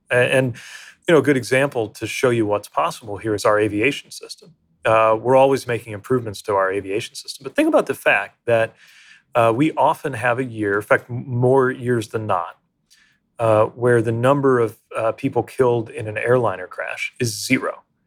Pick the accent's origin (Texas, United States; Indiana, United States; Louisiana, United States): Indiana, United States; South Bend; the community where I grew up in South Bend, Indiana